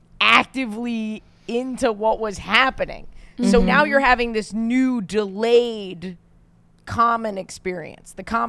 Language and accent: English; New York, United States; accent: New York; Because to me, the New York accent, I've worked on getting rid of my accent.